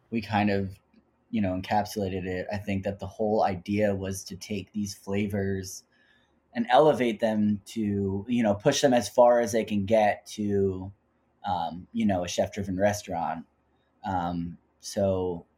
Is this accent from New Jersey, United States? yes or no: yes; New Jersey, United States; I'm just from Jersey with a crazy Jewish mom.